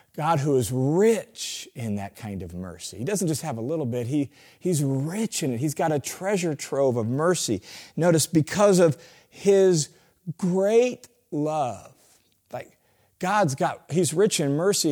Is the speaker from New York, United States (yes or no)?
no; Tacoma, Washington, United States; I grew up in Tacoma, Washington